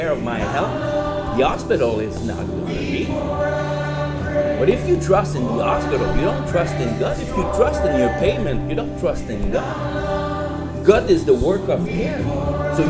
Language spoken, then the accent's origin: English; Quebec, Canada; moved away as an adult; also born or lived in Fort McMurray; now in Vancouver, Canada; I'm from Quebec. I've been here since 2002